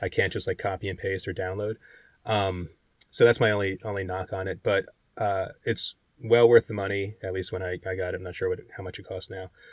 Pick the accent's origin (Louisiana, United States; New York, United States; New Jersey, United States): New Jersey, United States; the diners I grew up in Jersey going